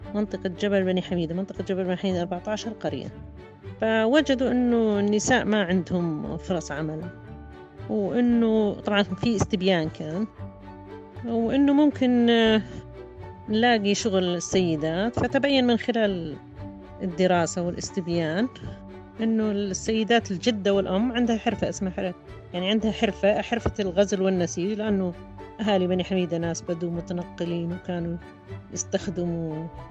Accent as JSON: {"language": "Arabic", "town": "Mukawir", "region": "Madaba Governorate", "country": "Jordan", "said": "أنا من مكاوى"}